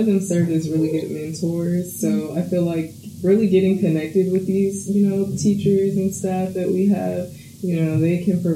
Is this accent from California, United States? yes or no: yes; Los Angeles, California, United States; moved away as an adult; now in San Jose, United States; I'm from Los Angeles, so I was really homesick